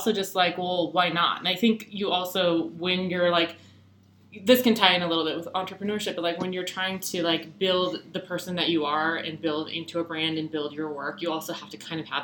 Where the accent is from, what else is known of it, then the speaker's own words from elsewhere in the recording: Colorado, United States; I'm actually born and raised in Colorado, just like Kristen